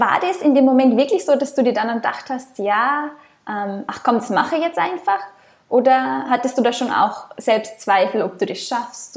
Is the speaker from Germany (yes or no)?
no; Austria; moved away; ich komme ursprünglich aus Österreich